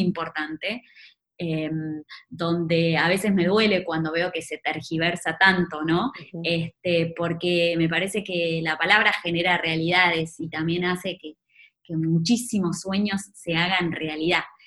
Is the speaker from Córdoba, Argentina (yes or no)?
no; Maipú, Buenos Aires Province, Argentina; moved away; salí de, de Maipú, un pueblo de, la provincia de Buenos Aires